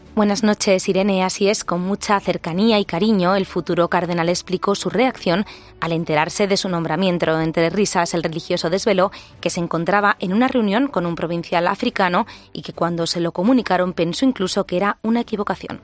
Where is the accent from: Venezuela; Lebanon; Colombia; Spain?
Lebanon; soy de Devalle y voy a participar en la JMJ Líbano. Mi país ha sufrido mucho